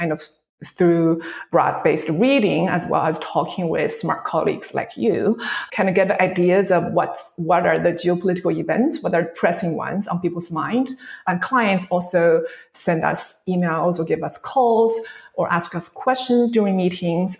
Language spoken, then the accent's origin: English; China; moved away as an adult; also born or lived in United States; I was born Chinese, grew up in China, educated in China until I graduated from college